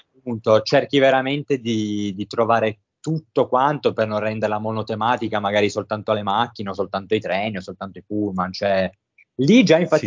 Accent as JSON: {"language": "Italian", "town": "Turin", "region": "Piedmont", "country": "Italy", "said": "sono di, come ho appena detto, totalmente un'altra parte d'Italia, sono di Torino"}